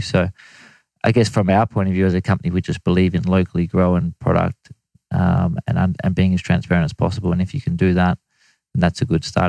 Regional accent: Australia; as an Australian

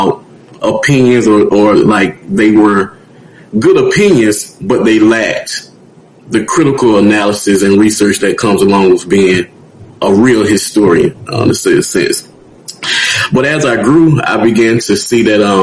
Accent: Tuskegee, Alabama, United States; I'm from Tuskegee, Alabama.

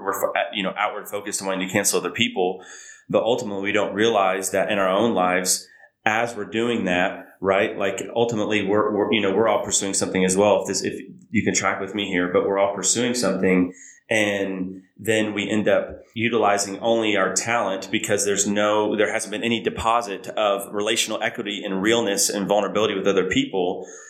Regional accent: Oklahoma, United States; Like I'm from Oklahoma. It's definitely not, I wouldn't consider it the South. More Midwest

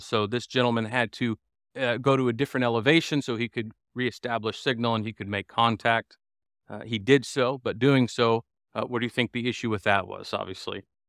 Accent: United States; As an American

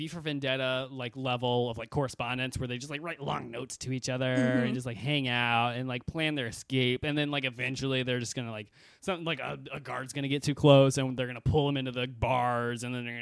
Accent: Texas, United States; I grew up in Texas

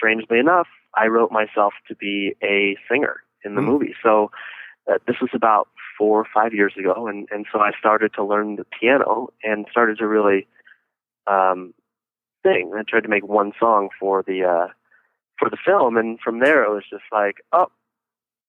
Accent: Northern California wine country, United States; I come from Northern California. I'm from the wine country up north, about an hour north of San Francisco, which is actually where I'm at right as we speak.

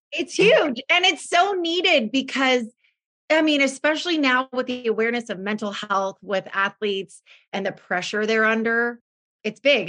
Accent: Oregon, United States; also born or lived in California; now in West Linn, United States; we are originally from Oregon. I always say this, but we lived in California for 22 years.

